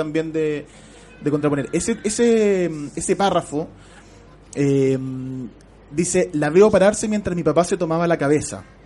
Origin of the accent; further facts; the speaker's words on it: Chile; uno puede tener como chileno